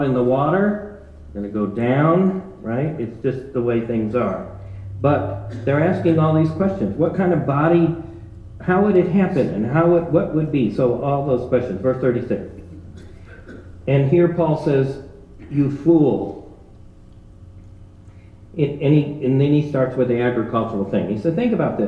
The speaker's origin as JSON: {"language": "English", "region": "Ohio", "country": "United States", "tie": "born or raised there", "said": "growing up in Ohio, the growing season wasn't long enough to get a watermelon"}